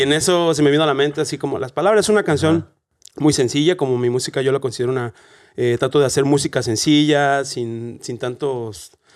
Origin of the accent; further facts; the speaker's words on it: Celaya, Guanajuato, Mexico; moved away as an adult; now in Dublin, Ireland; yo soy de Celaya, Guanajuato, de México. Y llegué a Dublín